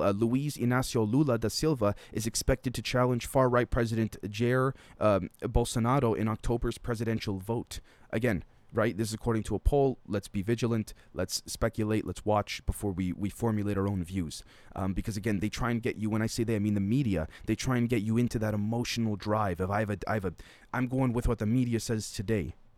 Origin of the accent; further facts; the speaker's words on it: Canada; a Canadian